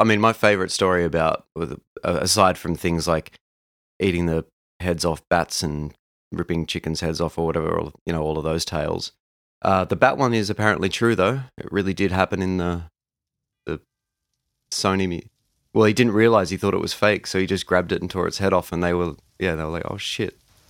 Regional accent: Canada; My own entry point to … is very much the standard for most 90s kids. Growing up in Canada, they were in heavy rotation on Much Music

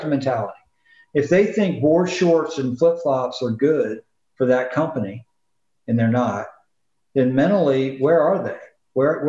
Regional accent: the South, United States; I'm from the South and a lot of people don't understand me

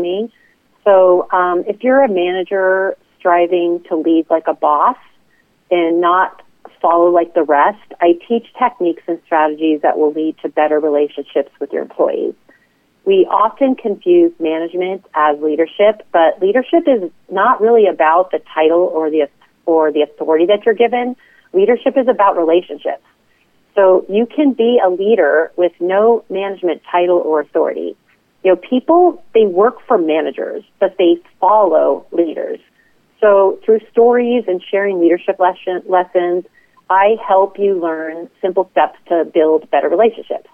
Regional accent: Las Vegas, Nevada, United States; moved away as an adult; in the hospitality business as a result of growing up in Las Vegas

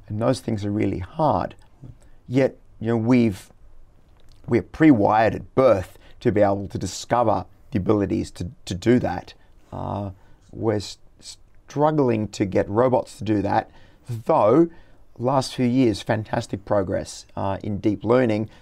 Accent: Brisbane, Queensland, Australia; my hometown, Brisbane

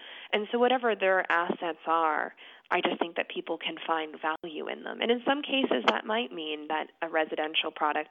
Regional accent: New Hope, Pennsylvania, United States; now in Philadelphia, United States; I was born in Philadelphia, not in South Philadelphia, actually closer to North Philadelphia, and then we moved out to a suburban community called New Hope, which is about 45 minutes out of the city, when I was about 6

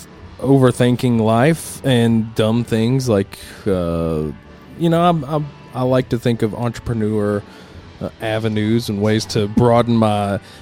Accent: the South, United States; I grew up in the South.

